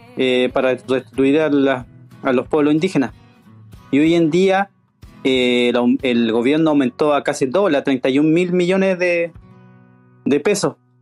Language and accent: Spanish; Chiloé, Los Lagos, Chile; nos, sentimos totalmente postergados, no tanto como pueblo cuyiche, sino como chilotes